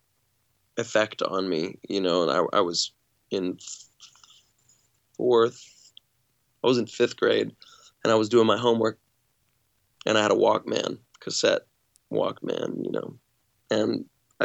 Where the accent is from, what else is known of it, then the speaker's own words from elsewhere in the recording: Alabama, United States; also born or lived in California; when I moved from California to Alabama as a 6-year-old